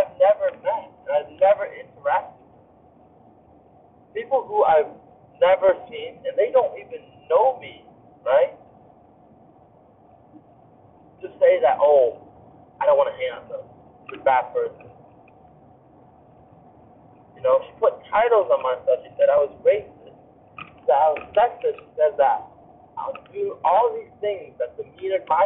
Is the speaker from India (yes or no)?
no; Vietnam; moved away; growing up in Vietnam